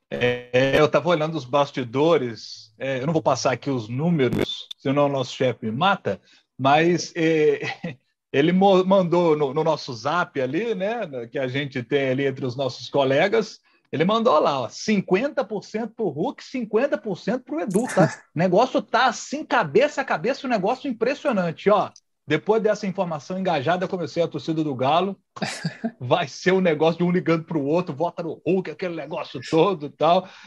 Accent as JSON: {"language": "Portuguese", "region": "Minas Gerais", "country": "Brazil", "said": "até porque eu sou mineiro, sou apaixonado pela minha terra e valorizo sempre as minhas coisas."}